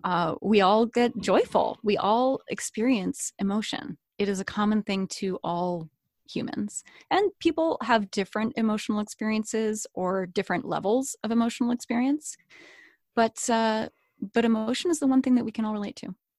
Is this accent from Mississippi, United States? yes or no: no; Chapel Hill, North Carolina, United States; moved away; also born or lived in Seattle, Washington; I grew up in North Carolina.